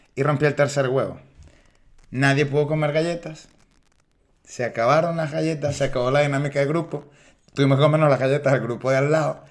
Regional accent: Venezuela; now in Spain; vengo de un lugar donde la libertad de expresión está cuartada

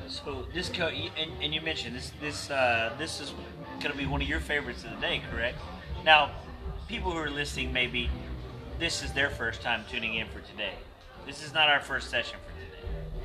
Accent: Huntsville, Texas, United States; I grew up a small town guy. Like, I grew up in Huntsville. I appreciate the one horse town right there.

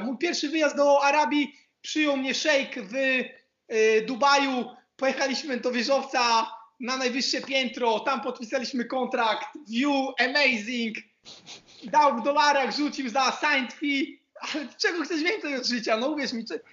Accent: Poland; moved away as an adult; also born or lived in Croatia / Jordan; now in Split, Croatia; jak Polak rozmawiam

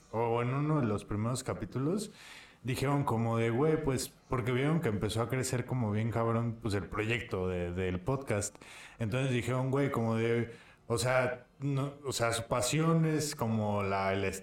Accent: Apatzingán, Michoacán, Mexico; es que soy de Michoacán.

